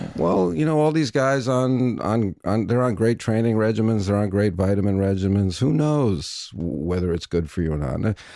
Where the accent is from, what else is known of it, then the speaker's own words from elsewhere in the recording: New York, United States; moved away; also born or lived in Vancouver; I'm from New York